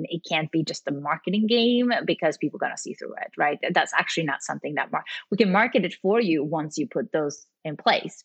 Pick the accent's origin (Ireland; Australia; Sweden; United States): Sweden; I'm actually from Sweden.